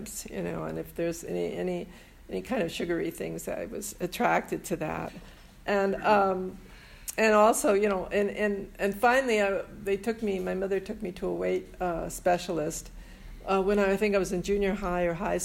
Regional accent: San Francisco, California, United States; I was born and raised in San Francisco

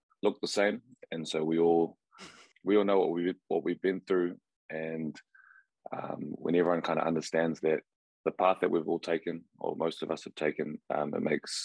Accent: Auckland, New Zealand; I grew up in Auckland. I moved around a little bit, but mostly stayed within the central

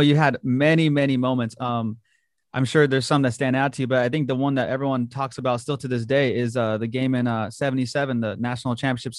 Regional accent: Whittier, California, United States; Nomar Garciaparra, who's from my hometown in Whittier.

